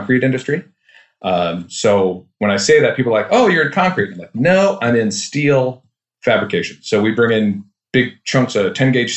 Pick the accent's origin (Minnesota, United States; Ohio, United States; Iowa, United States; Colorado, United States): Minnesota, United States; Duluth; I'm from Duluth, Minnesota.